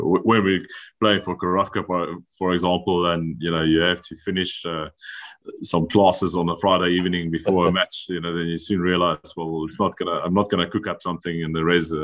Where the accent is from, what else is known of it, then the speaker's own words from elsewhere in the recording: South Africa; moved away as an adult; now in Biarritz, France; I am South African